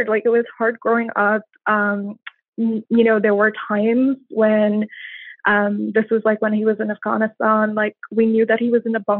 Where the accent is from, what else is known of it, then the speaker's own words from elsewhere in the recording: India; moved away as an adult; I grew up in I grew up in India in many different cities. We moved around a lot, and then uh, when I turned 18, I moved here.